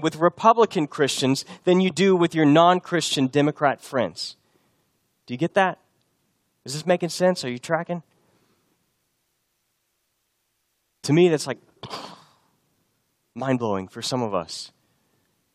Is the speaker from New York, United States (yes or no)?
no; Texas, United States; moved away as an adult; also born or lived in Boston; I was from Texas